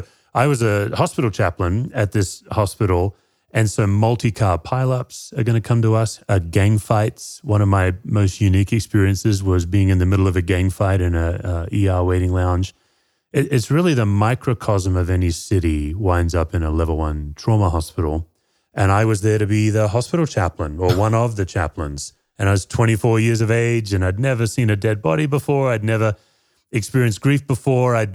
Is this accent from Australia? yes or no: yes; Perth, Western Australia, Australia; moved away as an adult; also born or lived in Tennessee, United States; now in Colorado, United States; Yeah, I grew up in Perth, Western Australia.